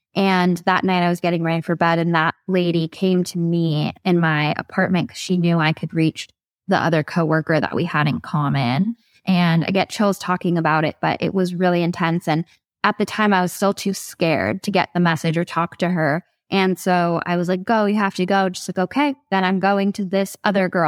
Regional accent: Ojai, California, United States; I'm from Ojai, that's my hometown

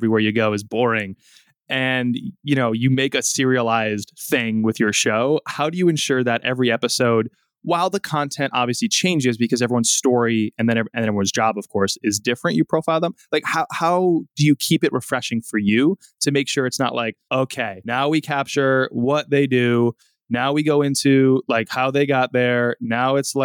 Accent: outside New Haven, Connecticut, United States; I'm Italian American and I grew up outside New Haven, which has nationally ranked pizza

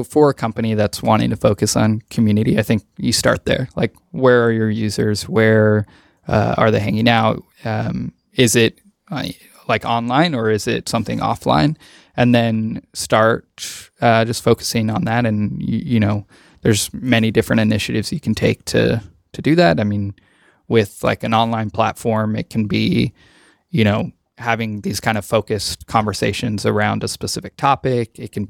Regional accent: Beatty, Nevada, United States; So I'm from Nevada. I am from a very small town in Nevada, about an hour and 45 minutes northwest of Las Vegas. It's called Beatty, like Warren Beatty

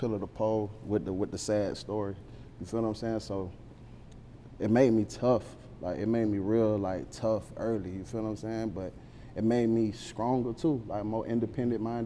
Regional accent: Riviera Beach, Florida, United States; I'm really from Riviera Beach. That's a part of Palm Beach County, but it's not West Palm Beach.

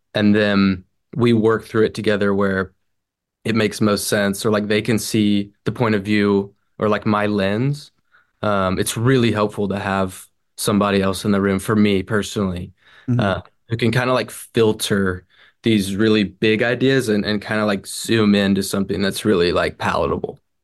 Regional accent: Franklin, Tennessee, United States; now in Nashville, United States; Franklin, uh, born and raised. I'm in Nashville now. So 30 minutes north, but my whole life, Franklin.

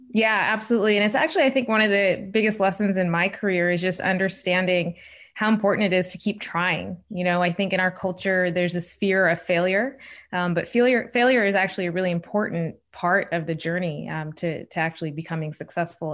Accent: Shawnee, Oklahoma, United States; moved away; I'm the oldest child of immigrants from India, growing up in Shawnee, Oklahoma in the eighties and nineties

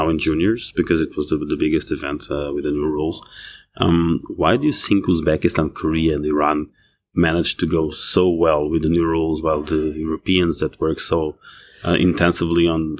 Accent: Canada; being a Canadian, of course, the development system developed in Canada

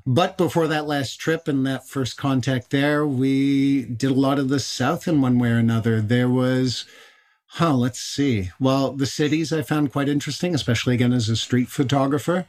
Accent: Canada; I'm I'm Irish Canadian

